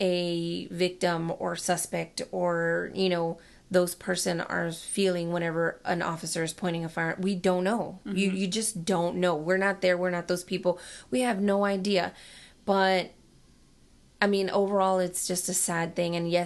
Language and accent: English; Dallas, Texas, United States; I was born and raised in Dallas and lived there up until I married my husband